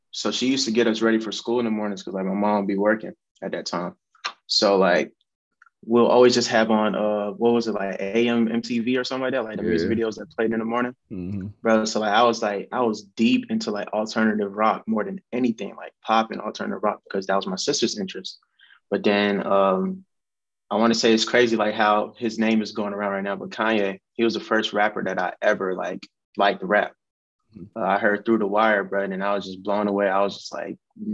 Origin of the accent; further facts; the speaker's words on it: Columbia, South Carolina, United States; also born or lived in Denver, Colorado / Augusta, Georgia; I was born in Denver, Colorado, but moved down to South Carolina in 01. So I'm South Carolina, man. That's where I'm from. Columbia, South Carolina, to be exact